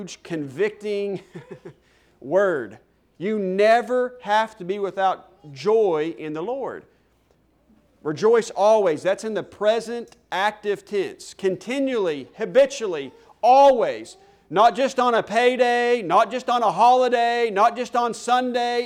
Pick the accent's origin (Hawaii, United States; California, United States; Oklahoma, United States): Oklahoma, United States; Stillwater; moved away as an adult; also born or lived in Sallisaw, Oklahoma; now in Canyon, Texas, United States; I am from Stillwater, Oklahoma, went to college there. Actually went to high school in Salisaw, Oklahoma, just across the state line.